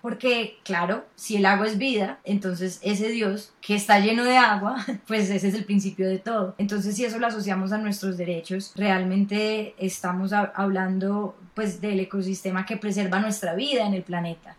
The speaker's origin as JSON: {"language": "Spanish", "country": "Colombia", "said": "nosotros como colombianos"}